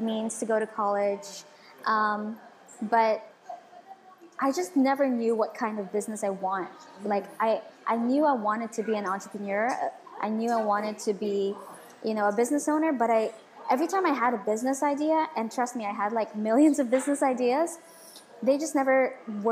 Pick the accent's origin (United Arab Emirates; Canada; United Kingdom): United Arab Emirates; Dubai; also born or lived in Philippines; I moved here when I was 1 year old. So I was raised here all my life.